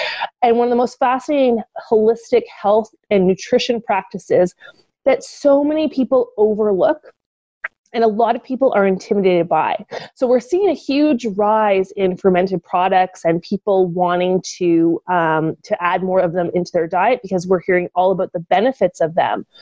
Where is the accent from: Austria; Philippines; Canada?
Canada; Ottawa, Ontario; moved away; I headed back to my hometown of Ottawa